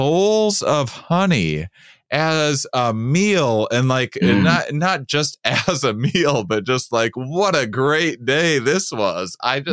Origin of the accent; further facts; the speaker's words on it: Midwest, United States; from being from the Midwest